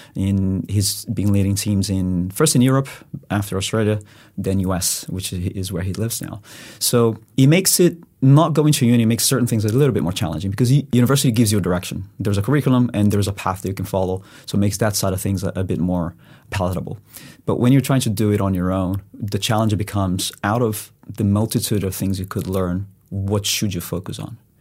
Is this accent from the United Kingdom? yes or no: no; Brazil; moved away as an adult; also born or lived in Spain; I'm originally from Brazil, so I did go to uni there